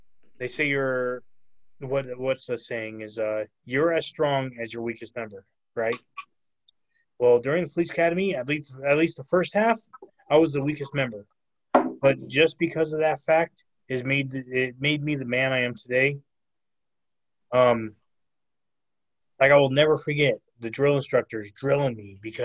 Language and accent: English; California, United States; moved away as an adult; now in Arizona, United States; that was my hometown, clearly California